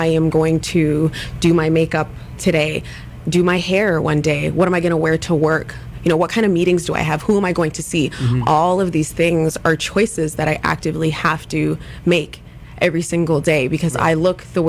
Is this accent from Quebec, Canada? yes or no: no; Ladner, British Columbia, Canada; our young adult lives growing up in Ladner